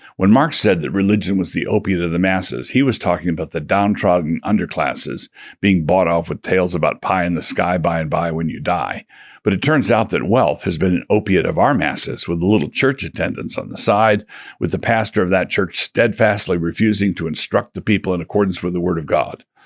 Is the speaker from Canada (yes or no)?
no; United States; as American Christians